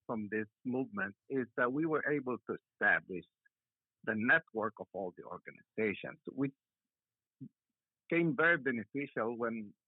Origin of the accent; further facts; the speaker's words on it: Philippines; now in Georgia, United States; we can all identify with as Filipinos